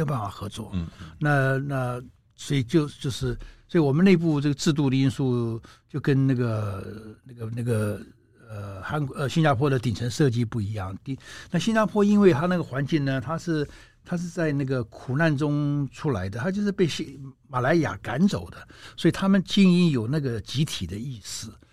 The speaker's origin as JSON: {"language": "Chinese", "country": "Taiwan", "said": "台湾过去这三十年、四十年，我们玩这个选举的游戏，玩得很开心"}